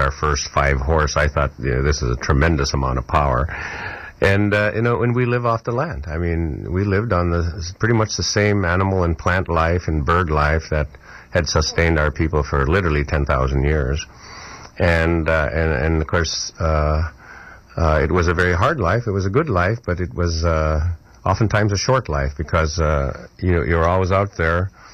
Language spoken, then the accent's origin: English; Kotzebue, Alaska, United States; my hometown of, called Kotzebue